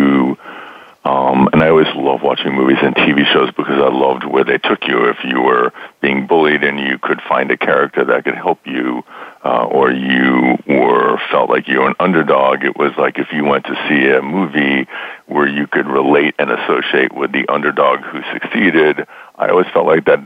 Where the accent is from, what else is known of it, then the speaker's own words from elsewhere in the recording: Boston, Massachusetts, United States; moved away as an adult; also born or lived in New York City; I grew up in Boston